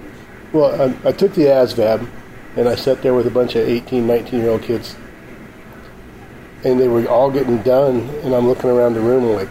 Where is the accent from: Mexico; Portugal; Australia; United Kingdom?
Mexico; Well, I grew up in Mexico. I spent 8 years in Mexico as a missionary kid.